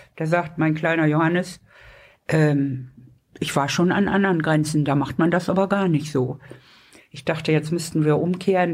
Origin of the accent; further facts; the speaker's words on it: Lübeck, Schleswig-Holstein, Germany; moved away; also born or lived in Hamburg; Ich bin in Lübeck geboren